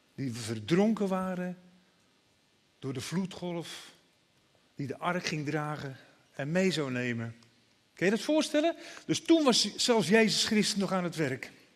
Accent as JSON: {"language": "Dutch", "town": "Broek op Langedijk", "region": "North Holland", "country": "Netherlands", "tie": "born or raised there", "said": "Ik ben als jongetje altijd wel meegenomen naar de kerk. Naar de Nederlandse vormde kerk bij ons in Broek op Lange Dijk. In Noord-Holland, vlakbij Alkmaar."}